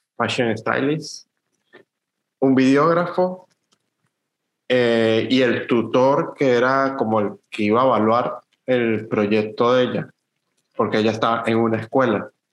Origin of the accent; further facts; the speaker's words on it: Venezuela; moved away; nosotros como fotógrafos venezolanos